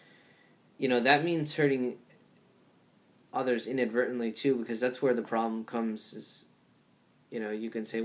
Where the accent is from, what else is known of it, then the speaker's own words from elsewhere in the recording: Rhode Island, United States; growing up in Rhode Island